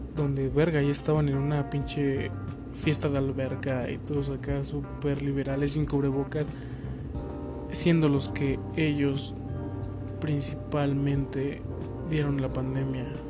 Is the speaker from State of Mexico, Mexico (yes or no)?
yes; Ixtapaluca, State of Mexico, Mexico; yo soy de aquí de México, güey. Del hermoso municipio de Ixtapaluca